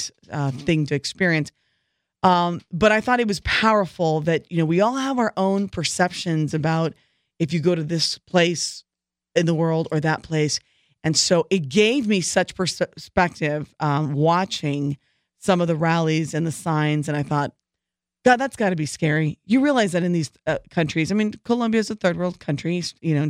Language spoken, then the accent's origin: English; Southern California, United States; I'm from Southern California